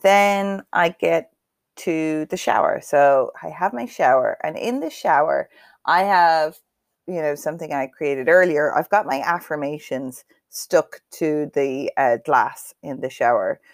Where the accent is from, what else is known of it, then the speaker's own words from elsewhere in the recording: Cavan, Ulster, Ireland; I am from Cavan